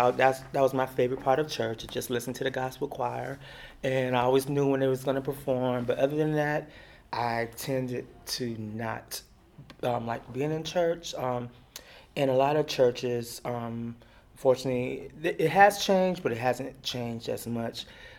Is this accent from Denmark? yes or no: no; Germany; And then also because I grew up in Germany and I grew up in a predominantly white environment